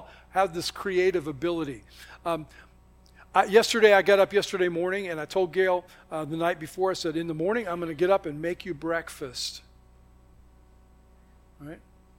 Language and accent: English; the South, United States; I can't help how I think about things because that's my heritage. That's, you know, I'm from the South, so I prefer sweet tea.